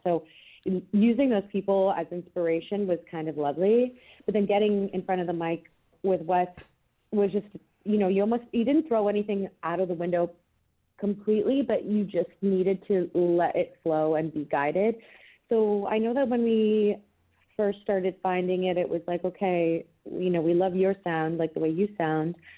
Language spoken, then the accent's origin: English; Canada; moved away; I'm Canadian originally